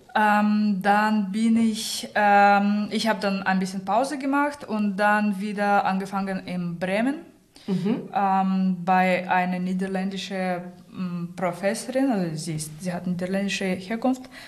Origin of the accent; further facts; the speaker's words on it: Saint Petersburg, Russia; German is a second language; moved away as an adult; also born or lived in Rostock, Germany; now in Hamburg, Germany; ich komme aus St. Petersburg, bin mit 18 nach Deutschland.